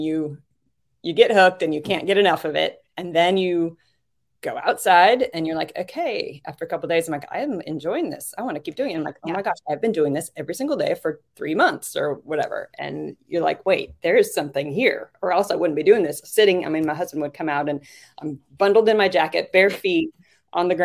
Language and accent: English; Manhattan Beach, California, United States; In California, Manhattan Beach, California